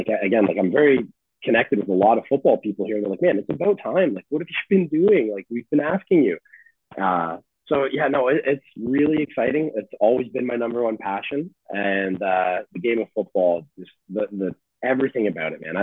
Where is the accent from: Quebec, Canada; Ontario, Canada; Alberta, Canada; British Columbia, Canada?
Ontario, Canada; London; I grew up on Strand Street in London, Ontario